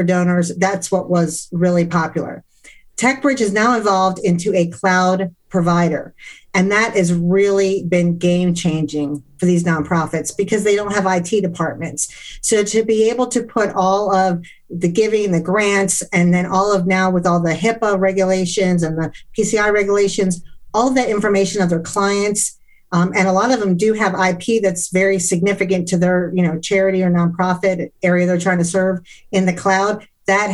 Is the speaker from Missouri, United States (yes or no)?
no; D.C. area, Maryland, United States; now in Atlanta, United States; I'm from the Maryland, D.C. area